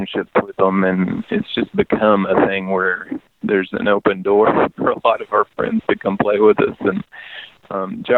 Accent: East Tennessee, United States; born or raised there

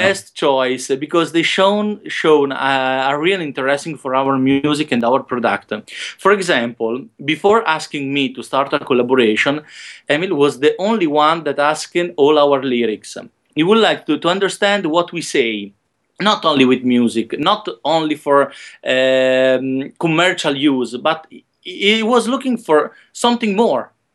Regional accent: Modena, Emilia-Romagna, Italy; also born or lived in Rome; my hometown in Modena, in the north of Italy

